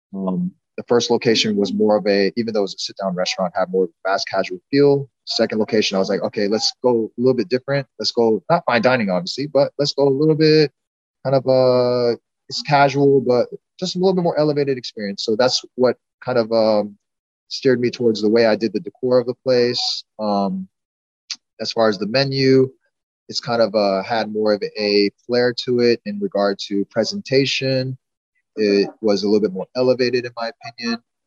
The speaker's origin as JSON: {"language": "English", "town": "Houston", "region": "Texas", "country": "United States", "tie": "born or raised there", "said": "growing up in Houston"}